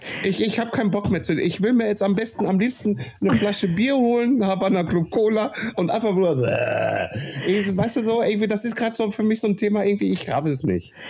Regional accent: Kassel area, Hesse, Germany; in meiner Heimatstadt Kassel-Brauxel

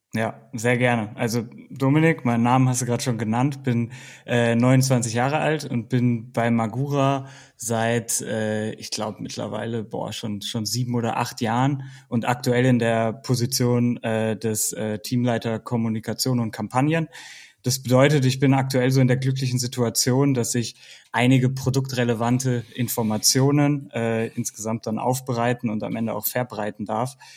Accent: Bielefeld, North Rhine-Westphalia, Germany; now in Baden-Württemberg, Germany; ich komme aus der Region Bielefeld und habe da auch mit Mountainbiken angefangen

